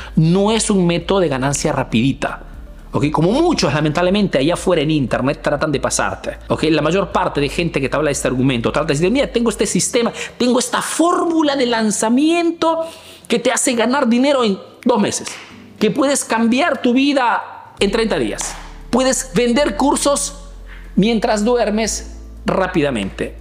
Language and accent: Spanish; Peru; now in Italy